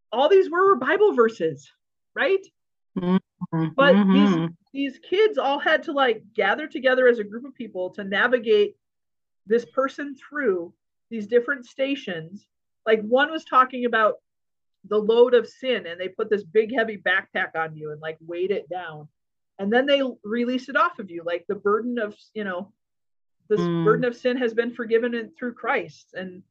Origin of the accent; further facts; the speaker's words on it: United States; also born or lived in Hungary; I'm an American who doesn't speak Hungarian